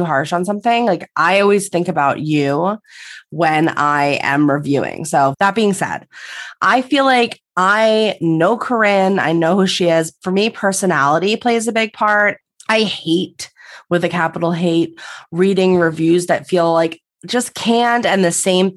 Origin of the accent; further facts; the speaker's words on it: New York, United States; We're from New York